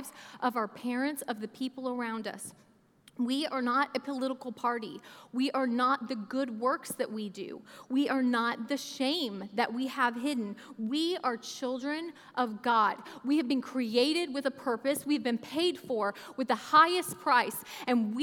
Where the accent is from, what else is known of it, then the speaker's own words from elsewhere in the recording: Oklahoma, United States; moved away as an adult; now in Kentucky, United States; I grew up in Oklahoma from ages 8 to 18, so I claim Oklahoma. I've lived in places